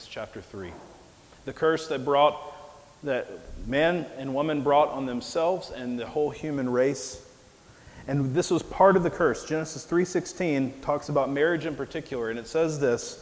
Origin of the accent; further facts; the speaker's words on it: Mississippi, United States; moved away as an adult; also born or lived in Nebraska; my hometown in Mississippi